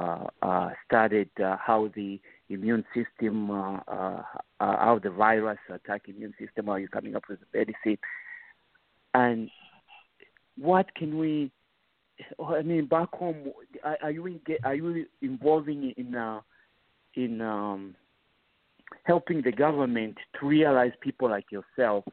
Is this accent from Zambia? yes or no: yes; Zambia; now in Pennsylvania, United States